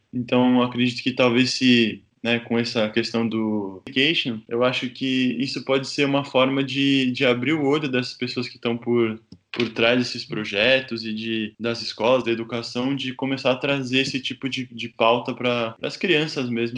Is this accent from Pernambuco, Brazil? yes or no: no; São Paulo, Brazil; eu sou de São Paulo, né? Nasci em São Paulo